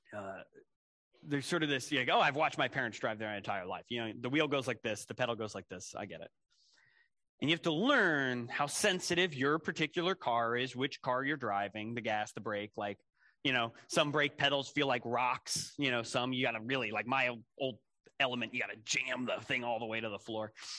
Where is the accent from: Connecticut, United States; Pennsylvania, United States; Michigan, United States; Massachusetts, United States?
Pennsylvania, United States; Philadelphia; I, I grew up in Philadelphia